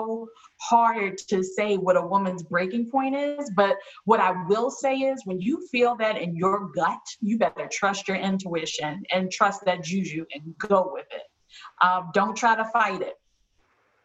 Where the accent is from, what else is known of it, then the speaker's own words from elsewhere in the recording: Baltimore, Maryland, United States; I'm from Baltimore